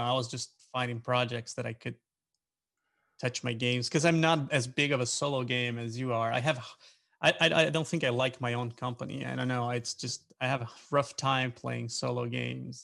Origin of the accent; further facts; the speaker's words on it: Brazil; moved away as an adult; now in Pennsylvania, United States; I live in, in Pennsylvania in US. I'm originally from Brazil, and I used to volunteer with a uh, with an organization, and so that's how I moved to US